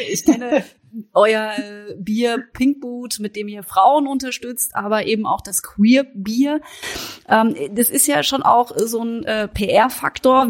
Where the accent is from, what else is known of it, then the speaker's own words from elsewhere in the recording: Baden-Württemberg, Germany; Ich komme aus Südbaden, da ist Frankreich näher als äh, der englische Sprachraum.